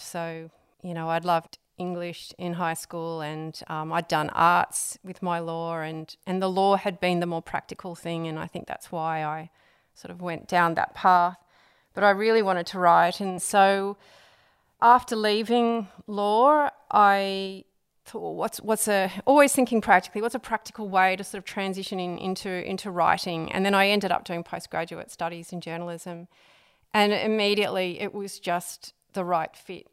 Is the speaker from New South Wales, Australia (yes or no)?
yes; Sydney, New South Wales, Australia; I'm, I'm from Sydney originally